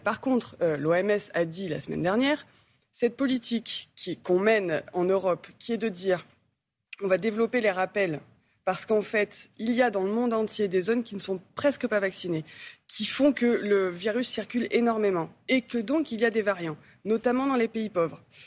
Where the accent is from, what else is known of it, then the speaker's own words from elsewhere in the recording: Marseille, Provence-Alpes-Côte d'Azur, France; je viens de Marseille